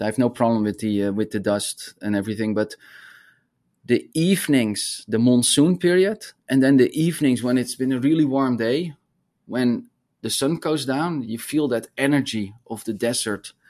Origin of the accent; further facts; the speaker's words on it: Netherlands; moved away as an adult; also born or lived in Arizona; I grew up in the Netherlands